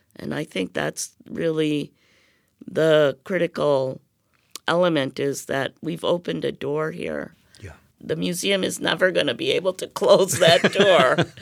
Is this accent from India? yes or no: yes; India; moved away; I'm from India